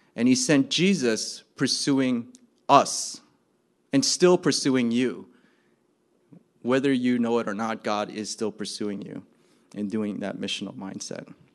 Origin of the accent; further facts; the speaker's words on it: New Jersey, United States; I'm from New Jersey